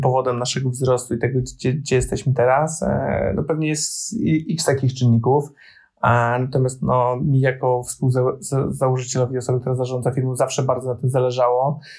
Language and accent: Polish; Poland; jestem z Polski